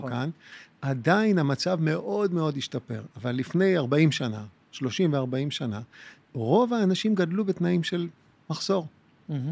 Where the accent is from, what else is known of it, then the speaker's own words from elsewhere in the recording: Jerusalem, Jerusalem District, Israel; moved away as an adult; now in Tel Aviv, Israel; אני גדלתי בקריית יובל בירושלים. אני נולדתי בקריית יובל בירושלים עד גיל ארבע, ובוא נגיד את הגדילה, את הגדילה, את ה-12-13 שנים הבאות, אחר כך העברתי בנווה יעקב.